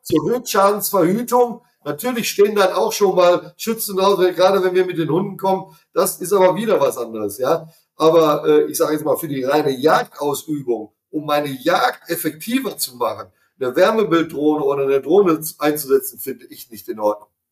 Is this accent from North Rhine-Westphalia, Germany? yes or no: no; Hesse, Germany; Hier bei uns in Hessen